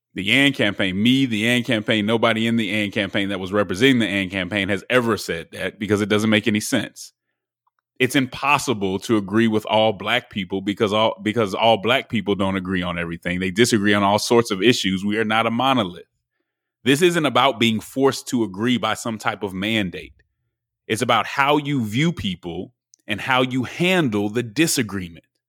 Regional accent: Denver, Colorado, United States; also born or lived in Nashville; now in Atlanta, United States; I'm from Denver, Colorado. I'm in, uh, Atlanta right now.

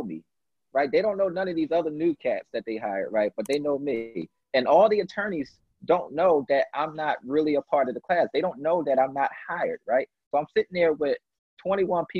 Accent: Philadelphia, Pennsylvania, United States; I'm the kid from North Philly

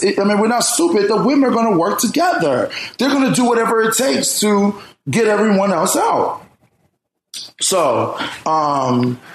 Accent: Philadelphia, Pennsylvania, United States; I grew up in North Philly

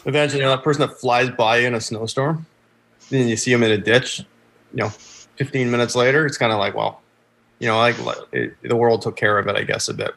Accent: about an hour north of Toronto, Ontario, Canada; also born or lived in Boston, United States; I grew up uh, just north of the border. Actually, so I'm I'm about an hour north of Toronto

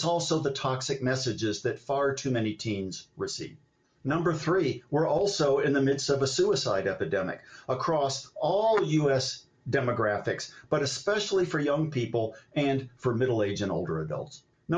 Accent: Ohio, United States; my dad's lifelong severe misdiagnosed bipolar disorder as I was growing up in Ohio.

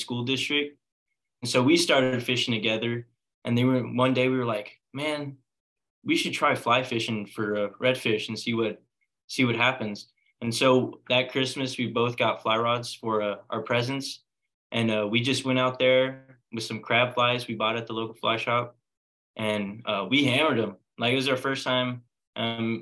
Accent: Rockport, Texas, United States; I grew up on the Texas coast, Rockport

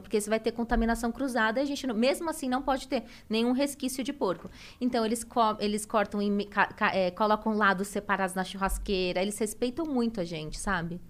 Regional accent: São Paulo, Brazil; moved away as an adult; now in Santa Catarina, Brazil; eu nasci em São Paulo, eu sou paulista, me casei com meu marido, que ele mora lá em Santa Catarina, e fui para lá.

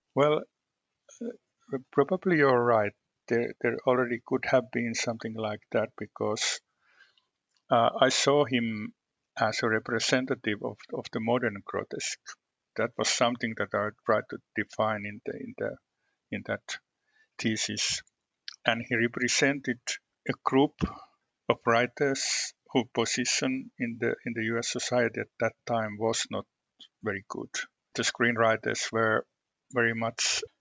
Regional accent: Western Finland, Finland; I was born in the western part of Finland in a region that's known. Uh, I would say that it's known as a conservative part of the country

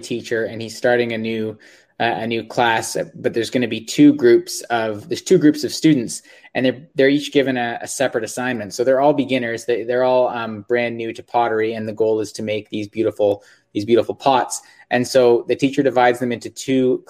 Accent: just northeast of Toronto, Ontario, Canada; I'm from just north of Toronto, Ontario, just northeast of Toronto, Ontario.

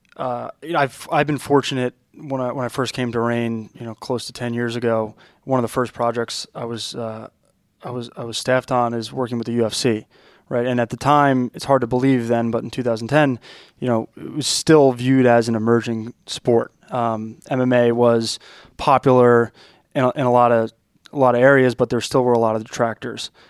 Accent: Long Island, New York, United States; as a kid growing up on Long Island

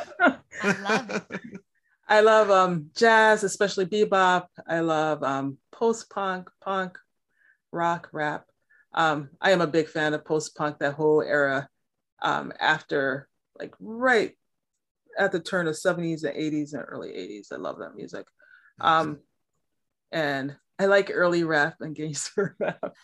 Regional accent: Milwaukee, Wisconsin, United States; now in Massachusetts, United States; I was born and raised in Milwaukee, Wisconsin

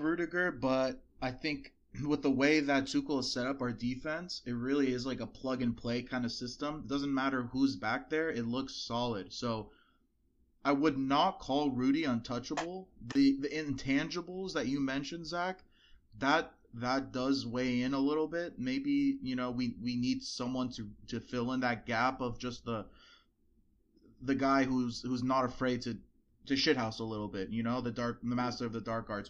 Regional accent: United States; we're American

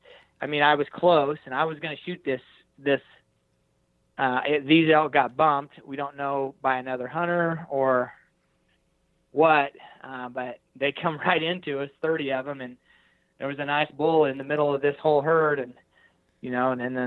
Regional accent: Hays, Kansas, United States; And I'm not I'm a flatlander from Hays, Kansas, but I feel like I sound like an elk.

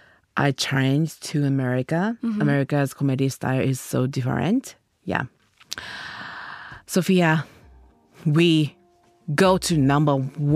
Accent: Ibaraki, Japan; English is a second language; I'm from Ibaraki.

